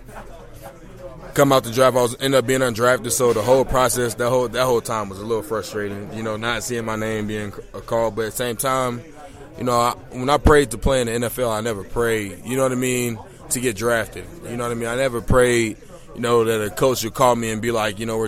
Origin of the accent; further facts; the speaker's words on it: Chicago, Illinois, United States; I'm from Chicago, Illinois.